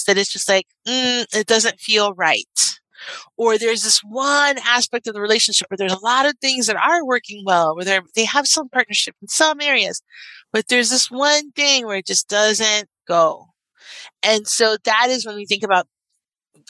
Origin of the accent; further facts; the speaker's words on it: Miami, Florida, United States; I'm from Miami, and I grew up with Gloria and Emilio Estefan